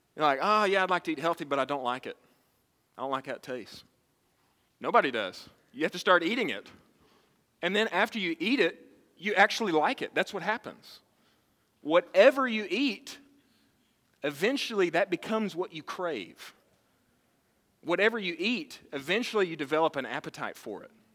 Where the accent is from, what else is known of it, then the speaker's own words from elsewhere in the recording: Texas, United States; I was born and raised in Texas